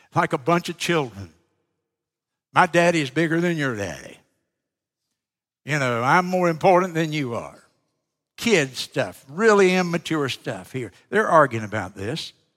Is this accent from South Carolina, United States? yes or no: yes; South Carolina, United States; I'm from South Carolina.